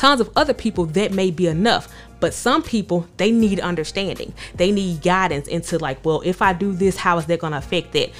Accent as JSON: {"language": "English", "town": "Jonestown", "region": "Mississippi", "country": "United States", "tie": "born or raised there", "said": "my hometown, Jonestown, Mississippi"}